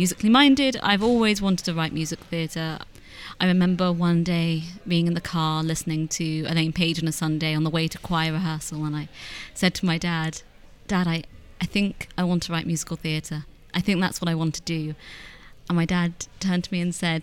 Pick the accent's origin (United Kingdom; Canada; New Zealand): United Kingdom; London; I grew up in High Barnet, which is a fun little area to grow up in as a Jew